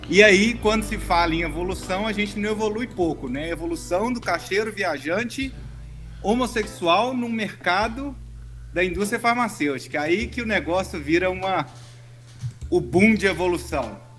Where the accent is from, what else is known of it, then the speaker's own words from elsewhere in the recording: Minas Gerais, Brazil; moved away as an adult; also born or lived in Espírito Santo; saí de Minas Gerais, vou trabalhar em outro estado